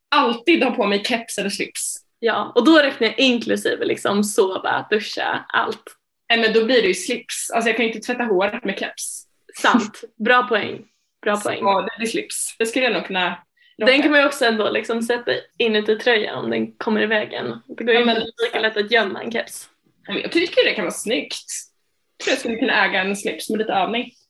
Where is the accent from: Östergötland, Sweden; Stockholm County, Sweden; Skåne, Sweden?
Östergötland, Sweden; Linköping; min hemstad Linköping